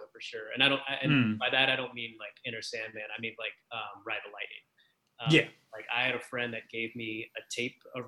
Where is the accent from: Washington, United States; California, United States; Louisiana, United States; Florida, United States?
Louisiana, United States; Baton Rouge; I grew up, you know, I grew up in Baton Rouge, Louisiana, and I grew up on the outskirts of town